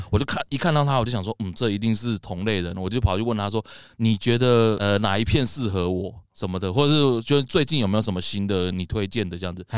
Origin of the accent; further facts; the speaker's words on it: Taoyuan, Taiwan; moved away; also born or lived in Taipei; 我是桃园人嘛，哎。所以我那时候上来台北念书了之后